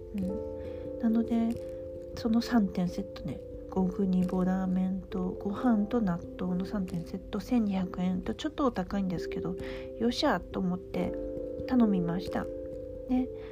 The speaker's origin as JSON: {"language": "Japanese", "region": "Aomori", "country": "Japan", "tie": "born or raised there", "moved": "as an adult", "lives_now": "Tokyo, Japan", "said": "ふるさとの青森"}